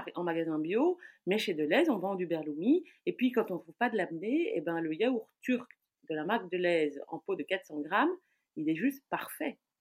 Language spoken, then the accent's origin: French; Brussels, Brussels-Capital Region, Belgium; je suis bruxelloise, née à Bruxelles, de parents étrangers, mais née à Bruxelles il y a déjà donc 47 ans